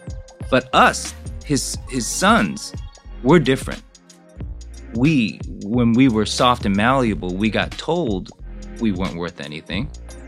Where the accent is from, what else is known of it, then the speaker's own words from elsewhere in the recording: Glendale, California, United States; also born or lived in Seoul, South Korea / Houston, United States / Seattle, United States / Daly City, United States; I was born in Seoul, was there till I was 6 years old, and then came to Houston, Texas. Went to elementary school in Houston. Then the roaming started. We went to, I think, Seattle, Daly City, San Jose, Monterey Park, and we settled in Glendale.